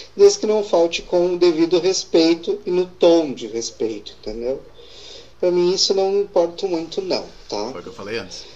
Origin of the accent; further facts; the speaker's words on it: Estrela, Rio Grande do Sul, Brazil; Eu sou de Estrela